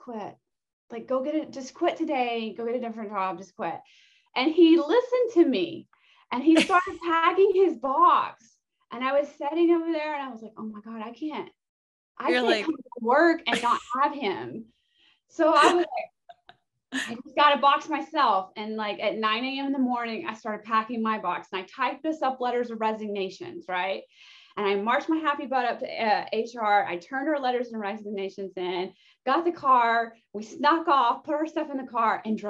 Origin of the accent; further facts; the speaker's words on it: Oklahoma, United States; moved away as an adult; also born or lived in Oregon / Colorado; I'm born and raised in Oklahoma